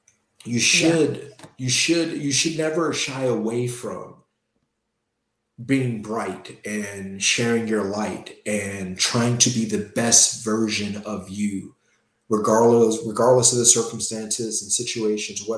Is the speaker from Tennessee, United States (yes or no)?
no; Gary, Indiana, United States; I grew up in Gary, Indiana